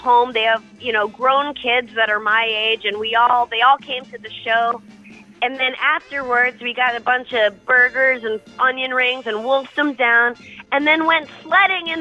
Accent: New Hampshire, United States; I'm from New Hampshire

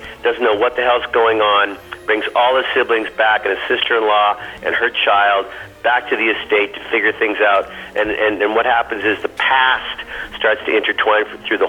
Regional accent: Canada; moved away; also born or lived in United States; I'm both Canadian first and then American

